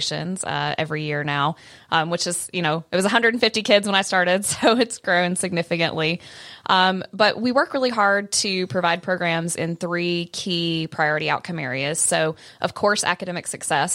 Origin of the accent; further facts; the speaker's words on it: Maury County, Tennessee, United States; I'm born and raised here, so it's cool to be able to work in my hometown